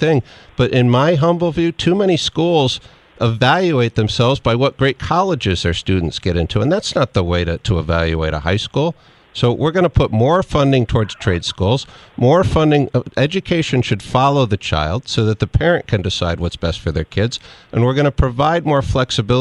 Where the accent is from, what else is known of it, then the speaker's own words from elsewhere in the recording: New Haven, Connecticut, United States; I grew up in New Haven. I'm a blue-collar guy